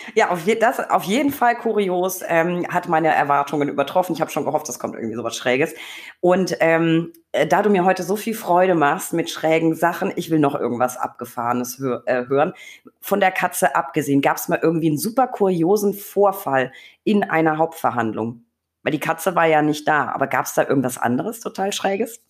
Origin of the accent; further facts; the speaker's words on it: Franconia, Bavaria, Germany; meine Heimat, das Frankenland